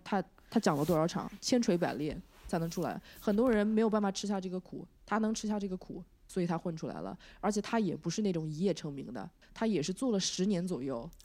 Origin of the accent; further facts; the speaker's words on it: China; moved away as an adult; also born or lived in San Francisco Bay Area, United States; now in Los Angeles, United States; 我觉得国内，我从，我就是从国内出来的